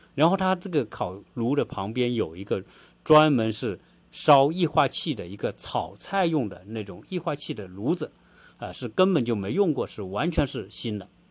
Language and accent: Chinese; China; now in Atlanta, United States; 我们中国人